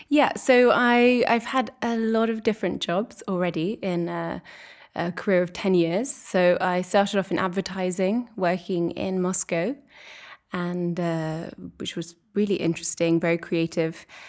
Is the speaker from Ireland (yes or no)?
no; England, United Kingdom; moved away as an adult; also born or lived in Edinburgh; now in Brussels, Belgium; I'm English and I'm living here in Brussels